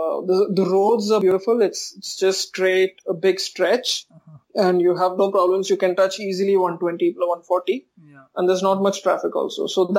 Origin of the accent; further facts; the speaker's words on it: Coimbatore, Tamil Nadu, India; I'm from Coimbatore